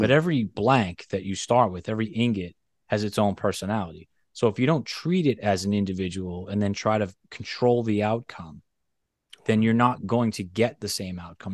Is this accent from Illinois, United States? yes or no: no; Boston, Massachusetts, United States; I grew up in Boston, very close to Zildjian.